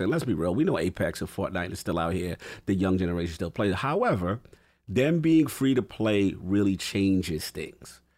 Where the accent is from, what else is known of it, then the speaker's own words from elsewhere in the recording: New York, United States; as a New Yorker